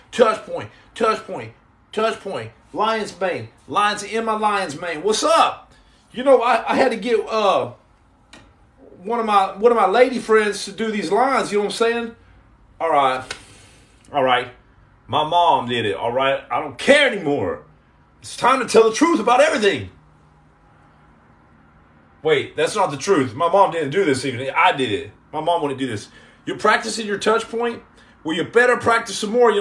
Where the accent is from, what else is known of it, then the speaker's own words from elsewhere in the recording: United States; I'm from America